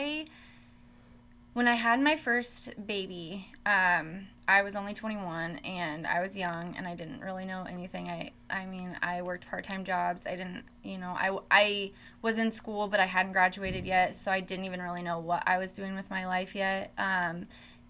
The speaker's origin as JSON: {"language": "English", "town": "Oskaloosa", "region": "Iowa", "country": "United States", "tie": "born or raised there", "also_born_or_lived": "Des Moines, Iowa", "lives_now": "Carroll, United States", "said": "I actually did not grow up here in Carroll. I grew up in Oskaloosa, Iowa"}